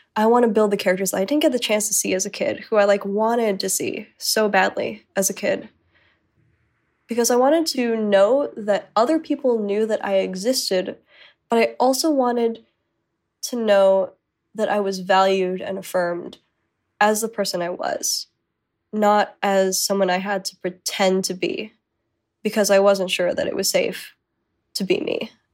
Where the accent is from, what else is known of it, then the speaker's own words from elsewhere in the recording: Arizona, United States; Growing up in Arizona